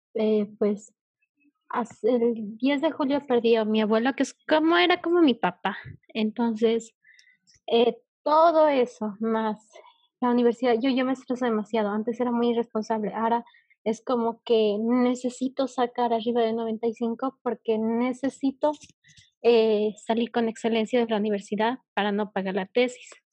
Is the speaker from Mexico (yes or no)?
no; Bolivia; yo eh, de Bolivia